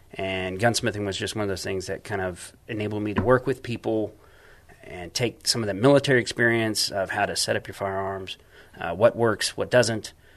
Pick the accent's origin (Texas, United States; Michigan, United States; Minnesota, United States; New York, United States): Texas, United States; San Antonio; I'm from San Antonio.